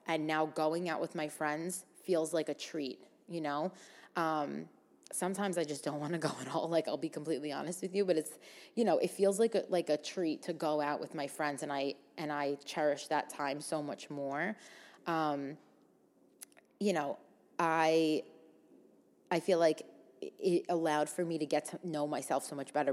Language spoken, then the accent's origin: English; New York City, New York, United States; me growing up in Staten Island, and, like, mostly hanging out with people from Staten Island my whole life